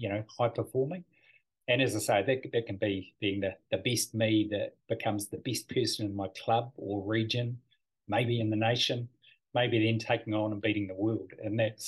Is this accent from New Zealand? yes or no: yes; Dunedin, Otago, New Zealand; I was from Dunedin originally.